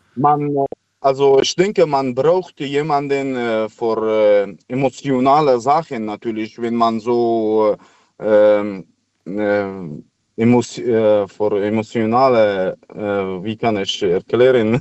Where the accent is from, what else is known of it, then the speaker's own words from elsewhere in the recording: Afghanistan; German is a second language; now in Germany; ich komme aus Afghanistan